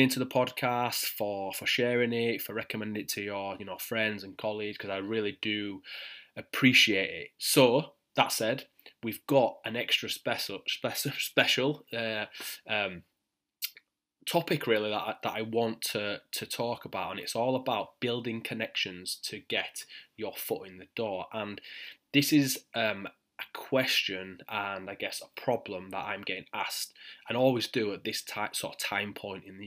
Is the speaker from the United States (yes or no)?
no; Yorkshire and the Humber, United Kingdom; accent: thick Yorkshire; my thick Yorkshire accent